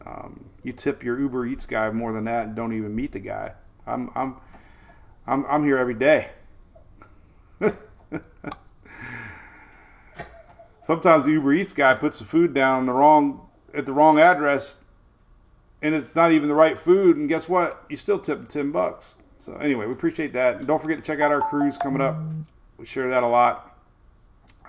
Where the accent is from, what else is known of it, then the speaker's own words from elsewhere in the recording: Bradenton, Florida, United States; I was a kid growing up in Bradenton